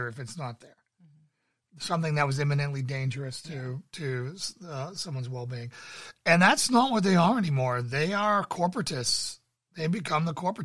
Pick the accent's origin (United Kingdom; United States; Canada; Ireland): United States; Massachusetts; I grew up in Massachusetts